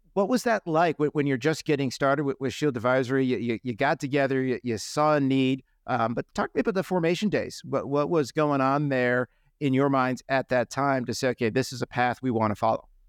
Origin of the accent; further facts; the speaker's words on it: New England, United States; I'm from New England